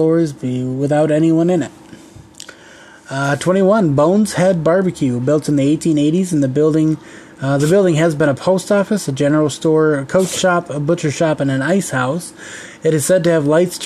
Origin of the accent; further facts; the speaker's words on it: Kalamazoo, Michigan, United States; I'm actually from Kalamazoo originally. I know this place all too well